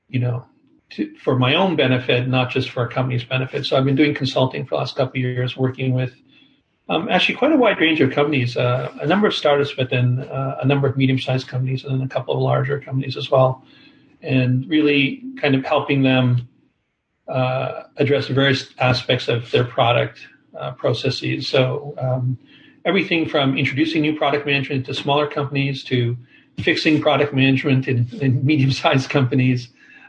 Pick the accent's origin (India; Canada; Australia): Canada; Toronto, Ontario; moved away as an adult; also born or lived in Bay Area, United States; I've been back here in Toronto, which is my hometown